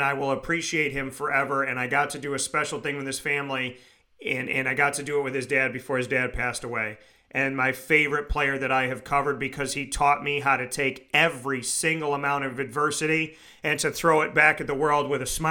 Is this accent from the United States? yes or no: yes; Syracuse, New York, United States; my hometown is my hometown